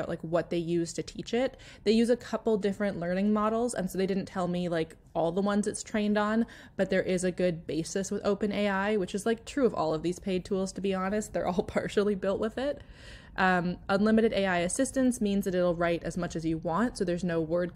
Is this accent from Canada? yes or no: yes; Canada; I naturally write Canadian or British English because I'm Canadian